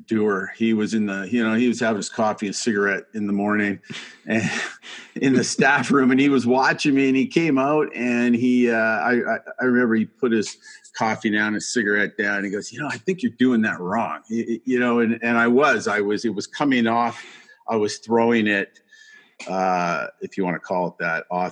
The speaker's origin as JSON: {"language": "English", "town": "Burnaby", "region": "British Columbia", "country": "Canada", "tie": "born or raised there", "said": "I grew up in Burnaby. Just outside of Vancouver."}